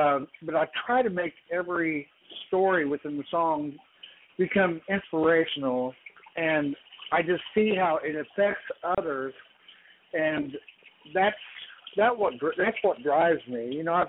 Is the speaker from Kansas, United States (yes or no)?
yes; Topeka, Kansas, United States; I'm from Topeka, Kansas.